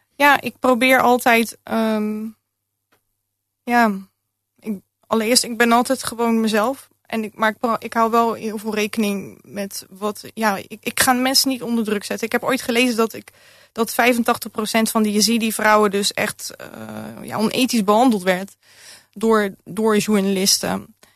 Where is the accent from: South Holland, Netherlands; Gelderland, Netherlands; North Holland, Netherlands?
South Holland, Netherlands; Rotterdam; mijn jeugd in Rotterdam-Zuid. Ik ben opgegroeid in een hele multiculturele arbeiderswijk.